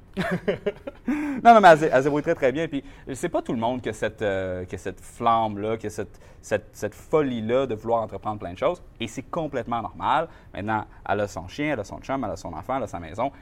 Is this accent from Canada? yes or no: yes; Saint-Georges-de-Champlain, Quebec, Canada; also born or lived in Shawinigan; je viens de Saint-Georges-de-Champlain, qui est une petite ville